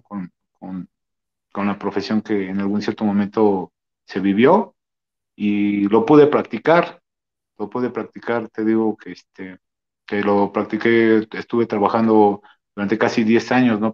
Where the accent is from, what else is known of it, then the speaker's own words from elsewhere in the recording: Mexico; nosotros como mexicanos tenemos esa este, costumbre